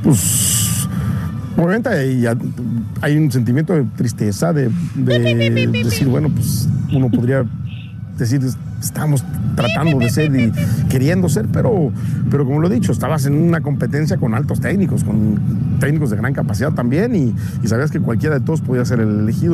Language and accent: Spanish; Mexico; soy mexicano